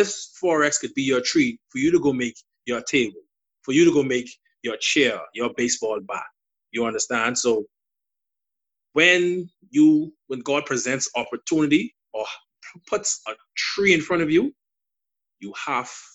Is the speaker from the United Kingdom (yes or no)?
no; Bahamas; accent: Bahamian; my Bahamian dialect, you know, they say a lot of Bahamians talk fast. You know, so you may not understand my accent